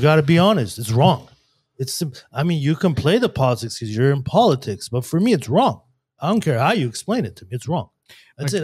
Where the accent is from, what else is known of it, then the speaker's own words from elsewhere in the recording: Glendale, California, United States; I grew up in Glendale